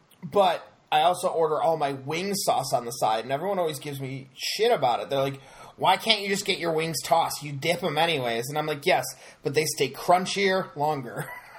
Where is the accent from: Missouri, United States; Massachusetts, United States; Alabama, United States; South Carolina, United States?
Missouri, United States; Kansas City; But I'm from Kansas City, so you're all good, wrong.